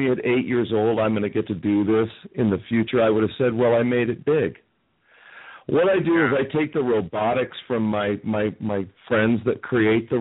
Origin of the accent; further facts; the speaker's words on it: Las Vegas, Nevada, United States; I grew up in Vegas